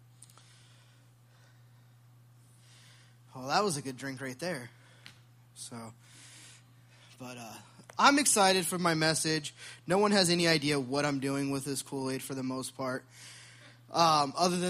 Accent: Sacramento, California, United States; I'm from California. I'm from Sacramento

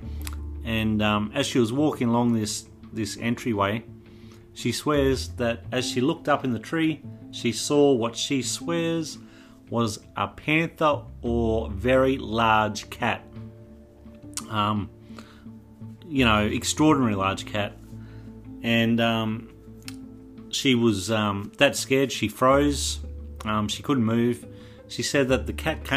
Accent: Toowoomba, Queensland, Australia; I'm from Toowoomba

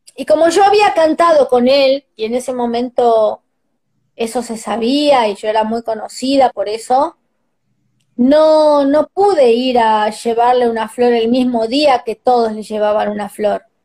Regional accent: Argentina; somos los argentinos

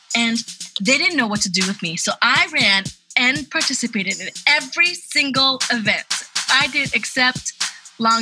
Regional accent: Spain; moved away; also born or lived in Ecuador / Peru; I was born in Ecuador. I was raised in Spain

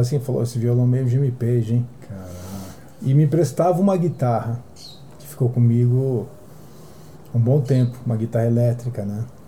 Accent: Santos, São Paulo, Brazil; eu sou de Santos

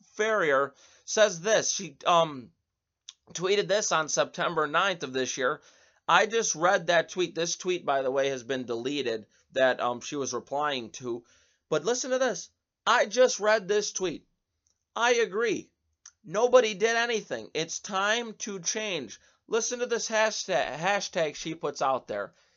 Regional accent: Buffalo, New York, United States; right here in my hometown of Buffalo

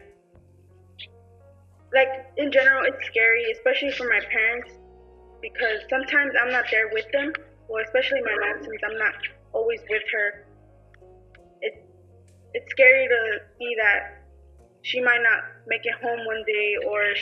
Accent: Lake Worth, Florida, United States; first language Akatek; English is a second language; born and raised in Lake Worth, Florida

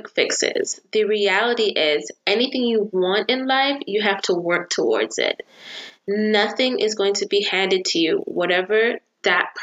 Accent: Jamaica; now in United States; I'm from Jamaica

